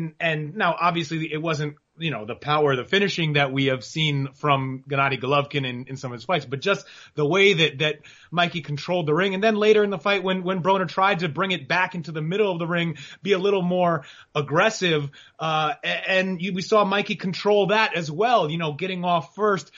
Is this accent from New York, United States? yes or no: yes; New York, United States; moved away; I grew up in New York